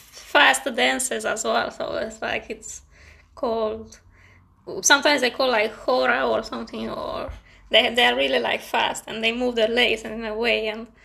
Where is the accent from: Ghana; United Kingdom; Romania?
Romania; I'm from Romania